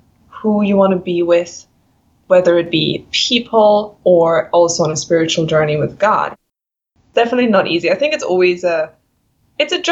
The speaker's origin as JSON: {"language": "English", "country": "Germany", "moved": "as an adult", "lives_now": "Kamloops, Canada", "said": "I'm from Germany"}